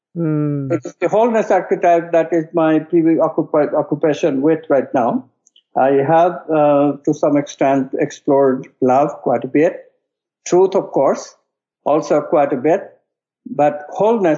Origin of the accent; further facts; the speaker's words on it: West Bengal, India; the state that I was born in India, called Bengal